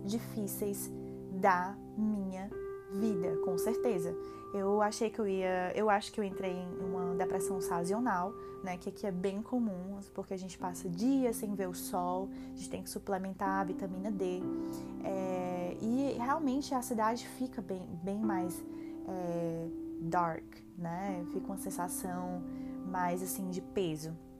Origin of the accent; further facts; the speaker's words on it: Fortaleza, Ceará, Brazil; moved away as an adult; now in Toronto, Canada; eu sou de Fortaleza, Ceará, cidade do sol, cidade da luz.